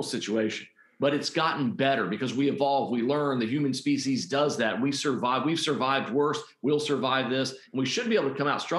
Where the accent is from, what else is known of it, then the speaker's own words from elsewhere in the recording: Puerto Rico; now in North Carolina, United States; I grew up in Puerto Rico